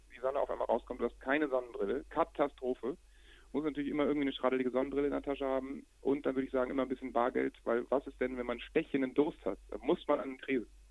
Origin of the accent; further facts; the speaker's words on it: Hamburg, Germany; bei uns in Hamburg